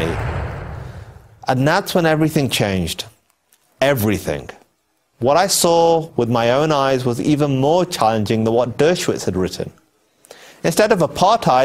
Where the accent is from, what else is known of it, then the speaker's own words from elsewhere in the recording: England, United Kingdom; I was born in England. My parents moved there from Pakistan